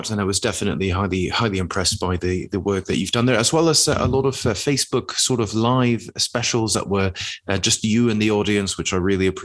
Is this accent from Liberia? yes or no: no; United Kingdom; being a British person, let's say, that travels abroad, and almost one of the first things that you are hit with very often